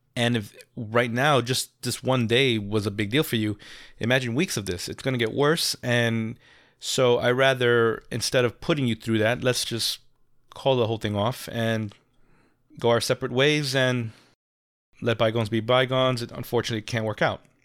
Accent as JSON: {"language": "English", "region": "New York", "country": "United States", "said": "And I'm a New Yorker. I'm not a tourist."}